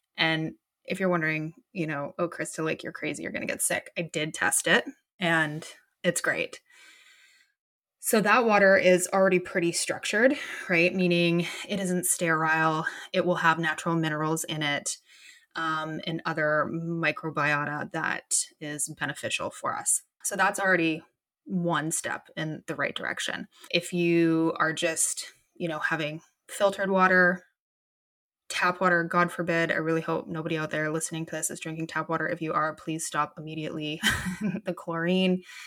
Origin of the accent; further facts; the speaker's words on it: Canada; I'm from Canada and it is dark and cold and gnarly here